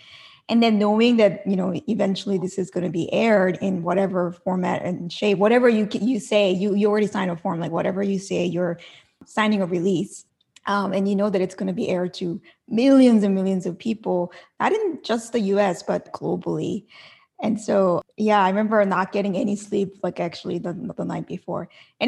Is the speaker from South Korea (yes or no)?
yes; South Korea; Like in Korea, and I'm from Korea, and there's an expression called like, you know, you're 98% happy, but there's like 2% missing in your life.